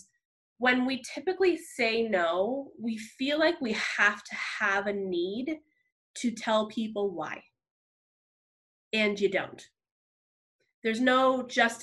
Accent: New Jersey, United States; moved away as an adult; I grew up in New Jersey. And so I moved out here about 8 years ago in July for a new job and a new experience

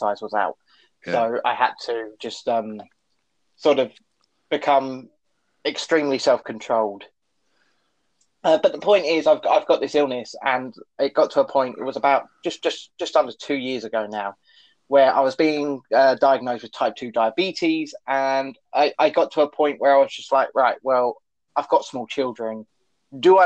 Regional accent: Eastbourne, South East England, United Kingdom; I'm from the sunny Eastbourne coast

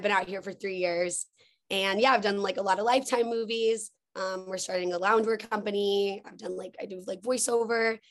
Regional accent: Texas, United States; moved away as an adult; now in Los Angeles, United States; I'm from Texas. I grew up on a farm

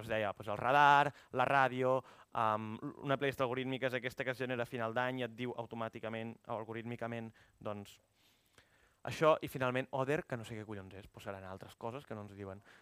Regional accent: Igualada, Catalonia, Spain; moved away as an adult; also born or lived in Barcelona; vaig anar a Igualada, que és d'on soc, vaig estar vivint 7 o 8 mesos a casa de la meva mare

